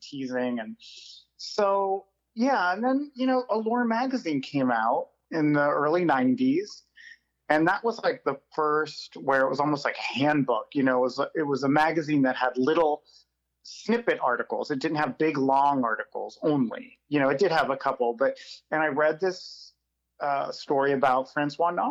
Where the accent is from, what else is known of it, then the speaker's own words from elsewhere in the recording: Pittsburgh, Pennsylvania, United States; I grew up in Pittsburgh